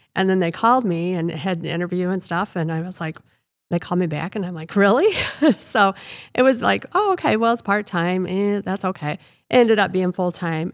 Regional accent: Rock Falls, Illinois, United States; I um, grew up in Rock Falls, born and raised in Rock Falls

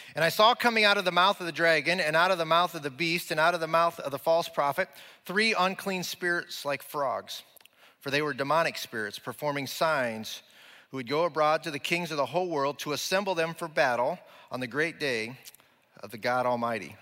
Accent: Nebraska, United States; we're from Nebraska

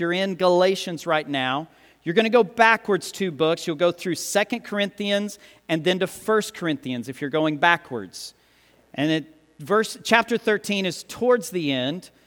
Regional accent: United States; us as Americans, as English speakers

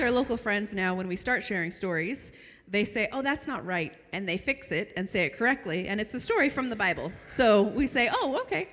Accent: United States; now in Arabian Peninsula; I'm from Washington

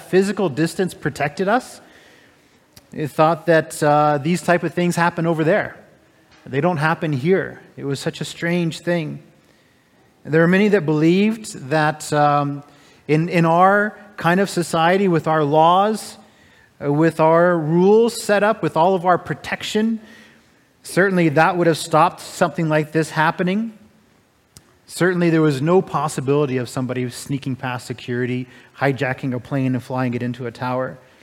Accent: United States; now in Canada; I'm an American

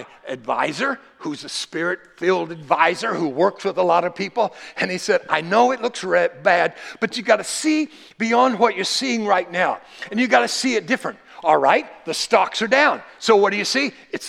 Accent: United States; I thank God that I'm an American. I thank God that he allowed me to be born here.

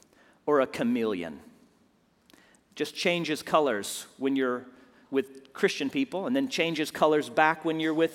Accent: Houston, Texas, United States; my hometown of Houston

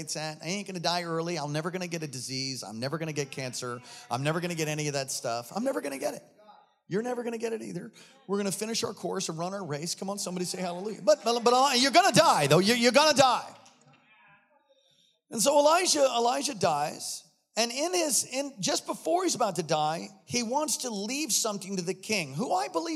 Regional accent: East Coast, United States; I'm from the East Coast

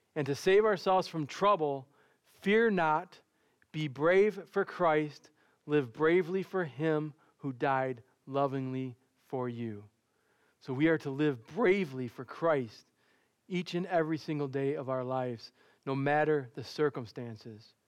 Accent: Dearborn, Michigan, United States; I grew up in Dearborn, and growing up in Dearborn

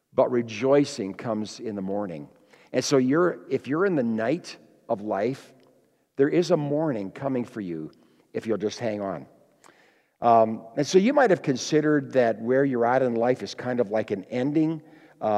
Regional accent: Kenora, Ontario, Canada; I grew up in Kenora, Ontario, Lake of the Woods, east of Winnipeg

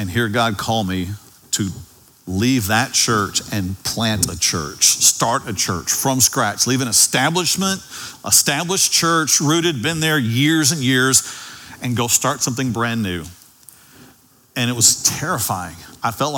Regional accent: Dallas, Texas, United States; also born or lived in Ovilla, Texas; I grew up in Oak Cliff, and then there came a day that we moved to Ovilla, and it was during my high school years

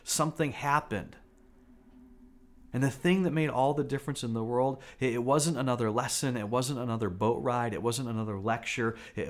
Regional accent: United States; as American followers of Jesus

